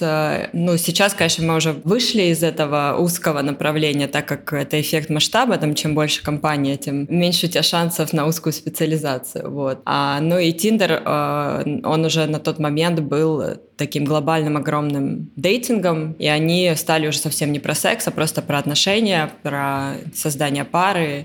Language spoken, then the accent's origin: Russian; Taganrog, Rostov Oblast, Russia; moved away; also born or lived in Moscow / London; я из Таганрога